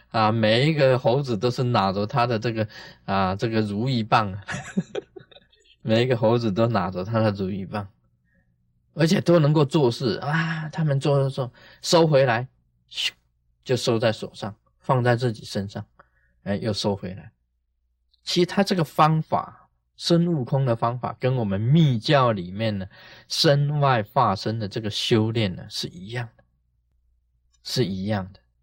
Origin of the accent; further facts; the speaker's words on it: Taiwan; 我们台湾人